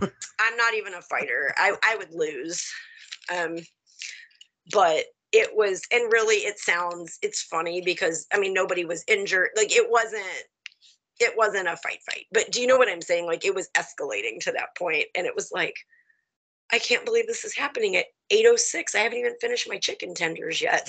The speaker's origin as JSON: {"language": "English", "region": "the South", "country": "United States", "moved": "yes", "lives_now": "Michigan, United States", "said": "I'm country. I'm from the South."}